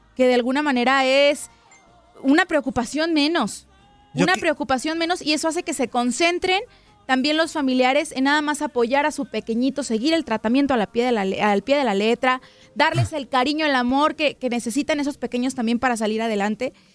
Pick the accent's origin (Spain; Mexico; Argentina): Mexico; Yo soy mexicana.